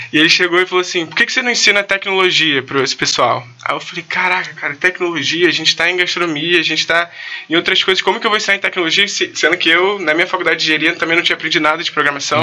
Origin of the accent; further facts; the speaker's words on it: Rio de Janeiro, Brazil; nasci na Tijuca, moro na Tijuca até hoje